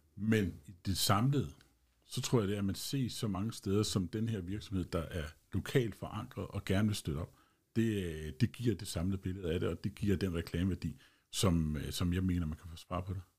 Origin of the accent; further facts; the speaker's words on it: Holbæk, Zealand, Denmark; also born or lived in Kundby; Jeg er født og opvokset i Holbæk Kommune